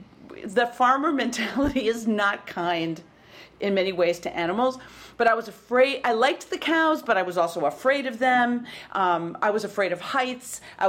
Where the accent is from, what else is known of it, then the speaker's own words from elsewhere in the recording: Berlin, Wisconsin, United States; accent: Midwestern; now in New York, United States; So that's where I grew up, in the heart of Wisconsin. Wow. What town? It's a little town called Berlin. And before World War II, it was called Berlin.